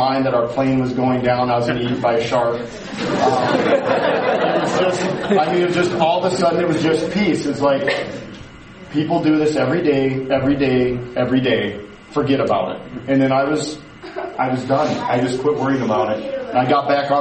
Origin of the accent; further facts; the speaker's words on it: United States; we're from the America